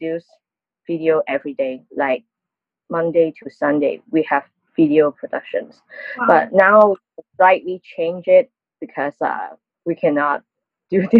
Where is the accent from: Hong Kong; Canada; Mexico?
Hong Kong; I'm working in a local social media platform called Arm Channel TV in Hong Kong